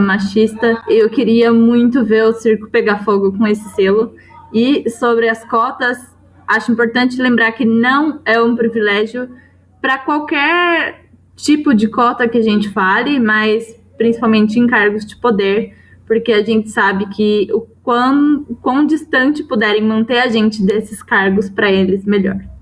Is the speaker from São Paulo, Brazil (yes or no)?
yes; Jacareí, São Paulo, Brazil; moved away; Jacareí, que é a cidade de onde eu vim